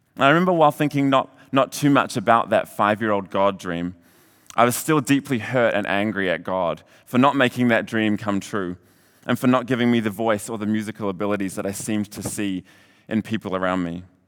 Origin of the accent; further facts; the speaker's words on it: Hamilton, Waikato, New Zealand; moved away as an adult; also born or lived in Redding, California; I was born and raised in Hamilton